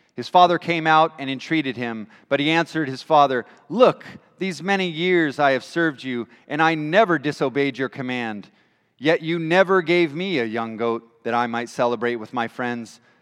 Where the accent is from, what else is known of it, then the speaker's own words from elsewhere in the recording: California, United States; also born or lived in Washington / England; now in Michigan, United States; I'm from California originally